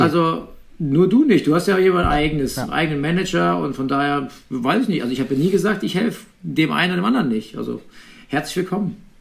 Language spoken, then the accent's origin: German; Eifel, Rhineland-Palatinate, Germany; moved away; in meine Heimat zu kommen, an den Nürburgring in die Eifel.